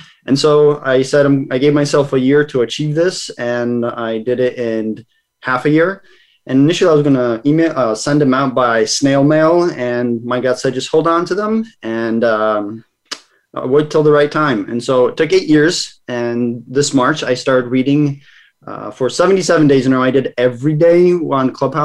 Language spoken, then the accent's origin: English; Massachusetts, United States; also born or lived in Kazakhstan / Savannah, Georgia; I grew up here in Massachusetts in the States for the most part